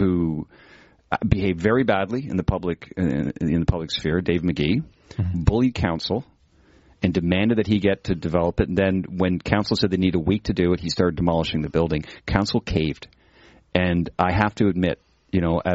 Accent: London, Ontario, Canada; moved away; My hometown is London, Ontario.

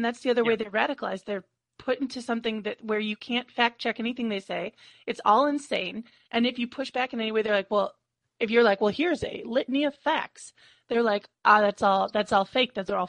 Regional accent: United States; as an American

